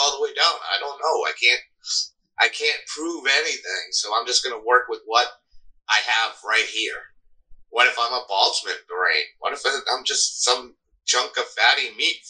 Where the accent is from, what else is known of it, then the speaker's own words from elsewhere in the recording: Cape Cod, Massachusetts, United States; now in Augusta, United States; I grew up on Cape Cod